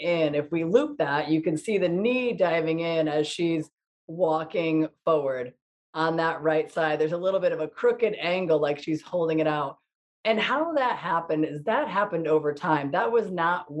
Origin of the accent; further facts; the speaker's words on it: Ansonia, Connecticut, United States; I am hosting this show from my hometown in Ansonia, Connecticut